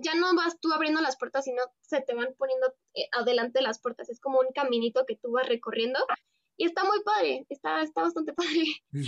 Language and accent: Spanish; Mexico; soy una mexicana que está estudiando la carrera en biotecnología